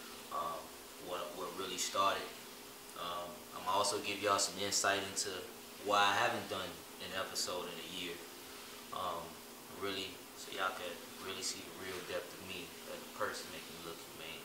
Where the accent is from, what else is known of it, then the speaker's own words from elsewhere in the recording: Chicago, Illinois, United States; moved away as an adult; now in Miami, United States; kid from Chicago, born July 16, 92. I was born in Michael Reese Hospital